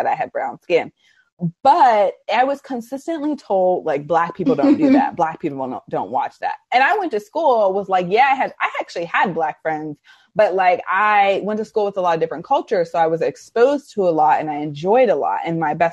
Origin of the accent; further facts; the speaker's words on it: Arlington, Virginia, United States; I grew up in Arlington, Virginia